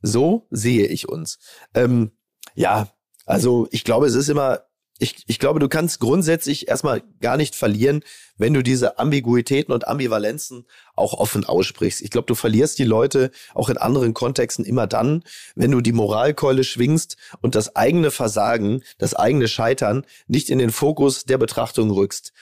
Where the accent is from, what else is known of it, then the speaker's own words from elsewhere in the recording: Germany; wir als Deutsche